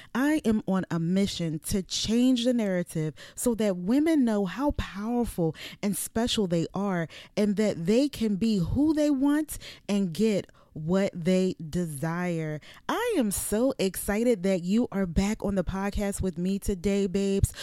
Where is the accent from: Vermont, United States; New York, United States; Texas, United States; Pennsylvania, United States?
Pennsylvania, United States; Philadelphia; moved away as an adult; now in Virginia, United States; I'm from the city. I'm from Philadelphia. So this was a change for me when I came here in two thousand and fourteen